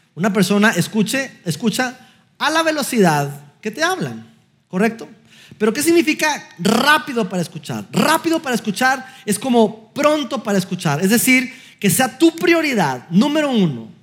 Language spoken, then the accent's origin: Spanish; Durango, Mexico; moved away; estábamos en, mi ciudad natal, Durango, eh, fuimos a visitar a mis papás de Navidad